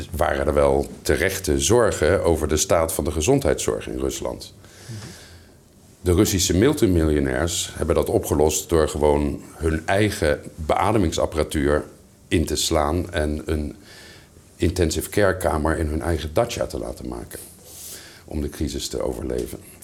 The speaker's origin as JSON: {"language": "Dutch", "country": "Netherlands", "moved": "yes", "said": "mijn vaderland in, in Nederland"}